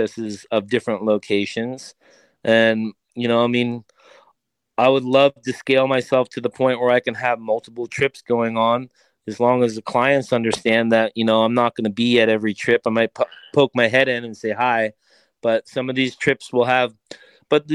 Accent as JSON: {"language": "English", "area": "Long Island", "region": "New York", "country": "United States", "tie": "born or raised there", "also_born_or_lived": "Colorado", "moved": "yes", "said": "I grew up on Long Island"}